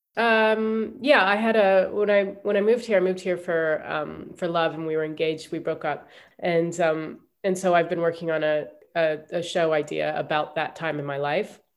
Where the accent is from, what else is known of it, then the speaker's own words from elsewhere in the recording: Ohio, United States; moved away as an adult; also born or lived in New York; I grew up in Ohio